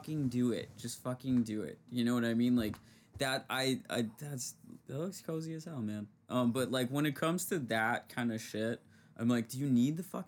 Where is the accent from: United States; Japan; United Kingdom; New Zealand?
United States; Seattle, Washington; moved away; I come from Seattle